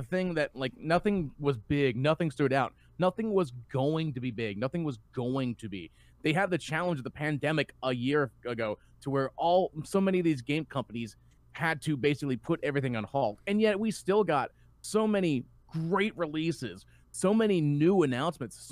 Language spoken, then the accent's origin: English; the South, Southern United States, United States; accent: Southern; my Southern accent just came out.